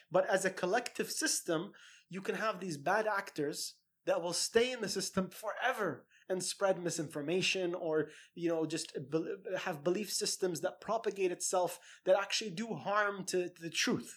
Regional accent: Saudi Arabia; my own experiences growing up in Saudi

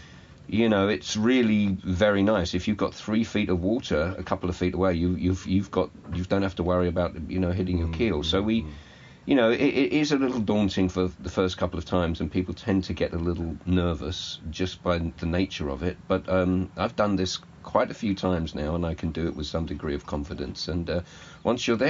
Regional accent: England, United Kingdom; I'm the Englishman

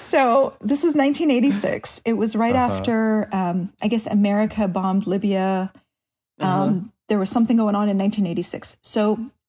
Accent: United States; as an American

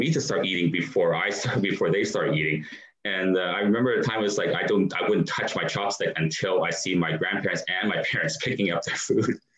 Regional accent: Canada; being a Canadian, and I grew up here in Canada

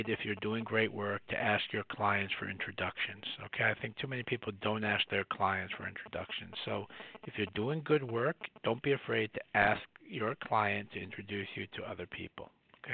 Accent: New York City, New York, United States; I'm a boy from the Bronx who graduated from public school

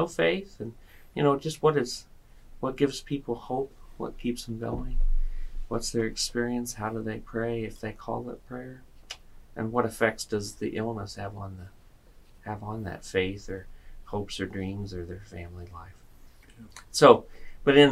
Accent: Vincennes, Indiana, United States; Well, I'm a native of Vincennes, Indiana, and that's where I grew up.

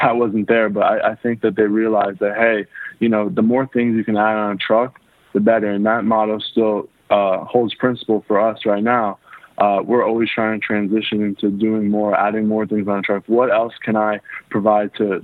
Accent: Miami, Florida, United States; I was born and raised in Miami, Florida

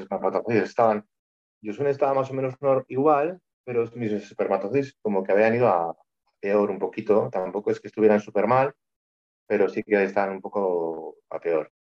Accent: Vitoria-Gasteiz, Basque Country, Spain; soy de Vitoria, Vitoria Gasteiz y vivo aquí con Yosune

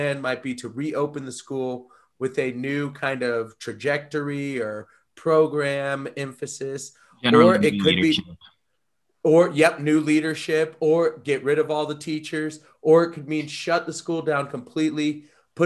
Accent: United States; we are from the United States.

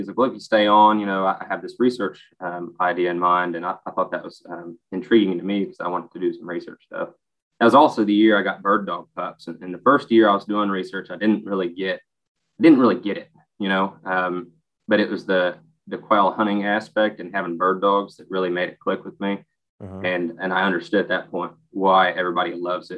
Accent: United States; I grew up in Fayette County

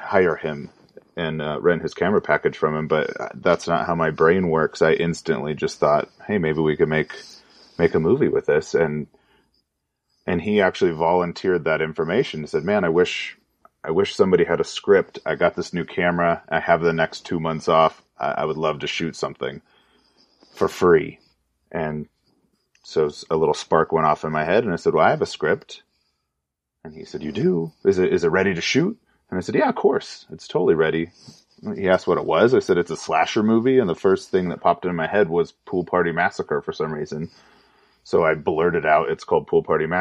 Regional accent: Orange County, California, United States; I grew up in Orange County, California

